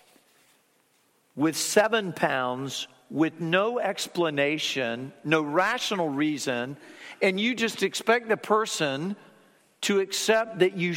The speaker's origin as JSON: {"language": "English", "town": "Fort Lauderdale", "region": "Florida", "country": "United States", "tie": "born or raised there", "said": "I remember growing up in Fort Lauderdale, Florida"}